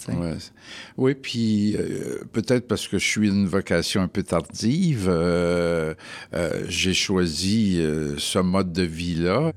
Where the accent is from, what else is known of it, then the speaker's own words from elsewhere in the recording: Montreal, Quebec, Canada; Je suis né à Montréal et j'ai eu toute ma vie euh, familiale, personnelle à Montréal.